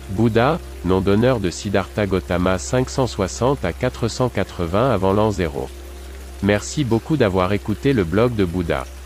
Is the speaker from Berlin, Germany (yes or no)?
no; Stuttgart, Baden-Württemberg, Germany; Dans ma ville natale de Stuttgart, les lentilles avec spätzle sont depuis longtemps un plat rassasiant pour les moins fortunés, un plat de pauvres qui a acquis une certaine notoriété.